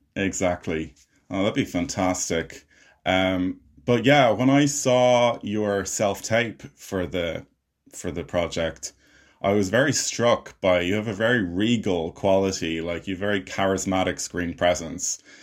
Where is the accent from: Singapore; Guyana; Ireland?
Ireland; I'm an Irish filmmaker and actor